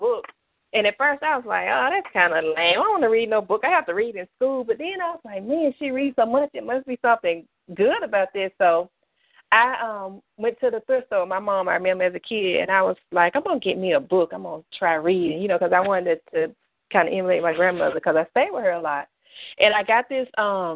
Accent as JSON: {"language": "English", "region": "Mississippi", "country": "United States", "tie": "born or raised there", "moved": "yes", "lives_now": "Austell, United States", "said": "I am originally from Mississippi"}